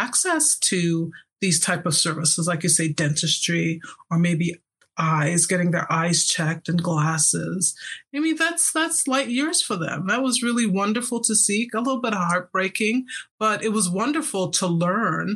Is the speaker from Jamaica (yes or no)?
yes; Jamaica; also born or lived in San Francisco Bay Area, United States; now in Salt Lake City, United States; I'm Jamaican, I think I was fed Marmite, which is the English version of Vegemite, as a child